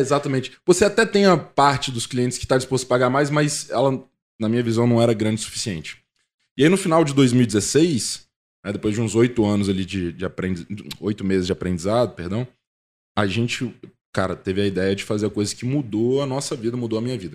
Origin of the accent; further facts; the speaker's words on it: Guarapari, Espírito Santo, Brazil; moved away as an adult; also born or lived in Vitória; now in São Paulo, Brazil; eu nasci em Guarapari, fui criado lá